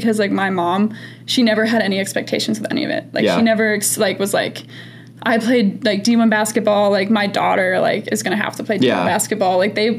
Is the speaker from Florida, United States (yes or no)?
no; St. Charles, Illinois, United States; I do tell people I'm from Chicago. I mean, when they last ask, like, oh, we're in Chicago, and I'm like, St. Charles, they're like, yeah, I don't know where that is.